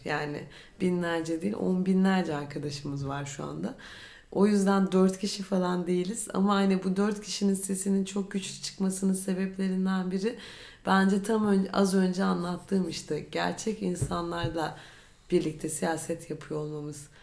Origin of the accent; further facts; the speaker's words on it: Istanbul, Turkey; Ben doğma büyüme İstanbulluyum.